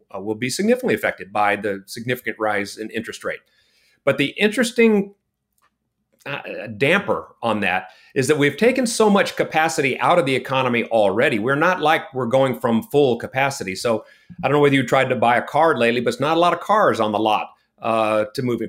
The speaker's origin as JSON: {"language": "English", "region": "California", "country": "United States", "tie": "born or raised there", "moved": "as an adult", "lives_now": "Texas, United States", "said": "I was born in California and, uh, I, I did all my secondary education in California"}